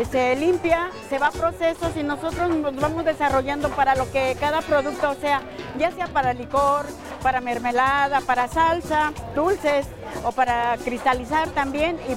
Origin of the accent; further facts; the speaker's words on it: San Martín de las Pirámides, State of Mexico, Mexico; nuestra comunidad, en nuestro pueblo de San Martín de las Pirámides.